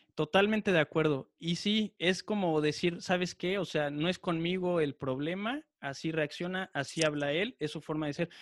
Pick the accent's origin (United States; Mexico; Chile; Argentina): Mexico; ya no nos afecta como mexicanos